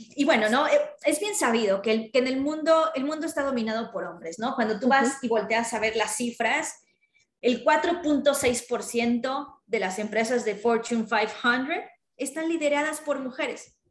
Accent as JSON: {"language": "Spanish", "country": "Mexico", "said": "nosotros éramos los representantes de México en esas ferias, ¿no? Entonces nos tocaba desde, desde montar el stand hasta, no sé, o sea, nos llegamos, nos poníamos trajes típicos mexicanos"}